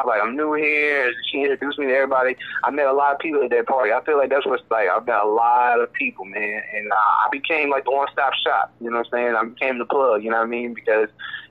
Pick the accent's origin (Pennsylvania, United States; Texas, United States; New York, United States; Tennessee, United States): Tennessee, United States; I'm from Tennessee